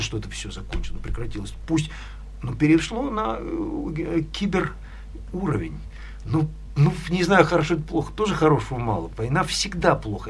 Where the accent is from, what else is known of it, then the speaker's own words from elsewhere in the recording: Severodvinsk, Arkhangelsk Oblast, Russia; now in Edinburgh, United Kingdom; Я родился э, в Архангельской области, в городе Северодвинске.